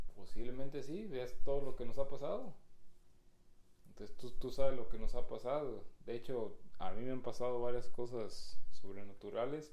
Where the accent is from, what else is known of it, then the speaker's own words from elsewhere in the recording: Guanajuato, Mexico; moved away; nosotros somos de Guanajuato